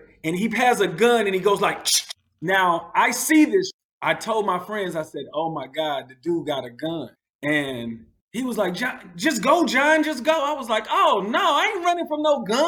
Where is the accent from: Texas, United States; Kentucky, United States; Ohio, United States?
Kentucky, United States; Louisville; moved away as an adult; also born or lived in Michigan / Florida / Georgia; now in Abu Dhabi, United Arab Emirates; I grew up in Louisville, Kentucky, started driving there